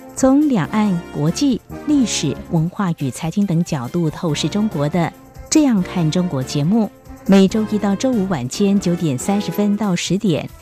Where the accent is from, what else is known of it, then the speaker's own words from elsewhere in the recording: Taiwan; 我们台湾人才